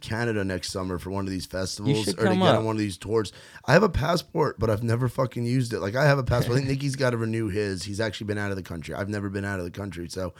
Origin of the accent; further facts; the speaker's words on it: Rockland County, New York, United States; where I'm from, Rockland County, New York